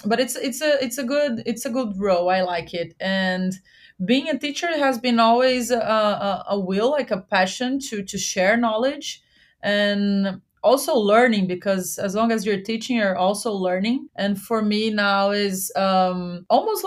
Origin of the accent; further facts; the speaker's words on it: Goiânia, Goiás, Brazil; also born or lived in Jamaica; now in São Paulo, Brazil; I'm from Goiânia